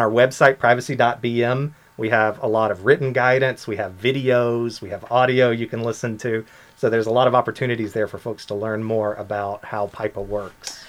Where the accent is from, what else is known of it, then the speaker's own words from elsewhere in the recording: United States; moved away as an adult; now in Bermuda; I am from the U.S.